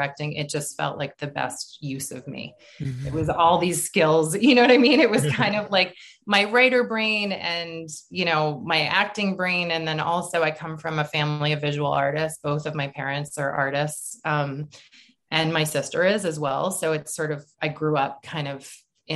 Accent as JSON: {"language": "English", "town": "Boston", "region": "Massachusetts", "country": "United States", "moved": "yes", "said": "I'm from Boston"}